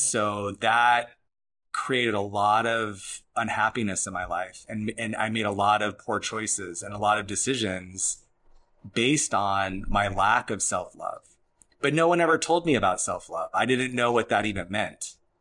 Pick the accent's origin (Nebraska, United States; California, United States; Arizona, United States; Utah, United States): Arizona, United States; moved away; I'm from Arizona